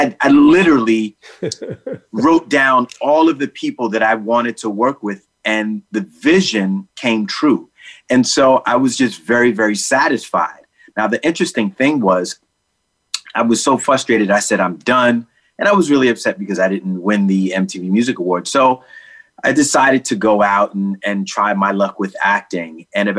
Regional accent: New York City, New York, United States; Growing up in the middle of the creation of hip hop, I grew up in the Bronx, a few blocks away from where … always had the Zulu anniversary jams.

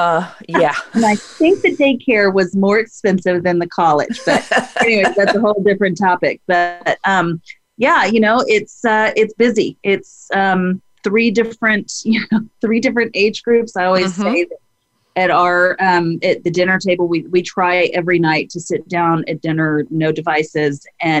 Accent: Dallas-Fort Worth area, Texas, United States; now in Austin, United States; I was born in Texas, grew up in the Dallas-Fort Worth area

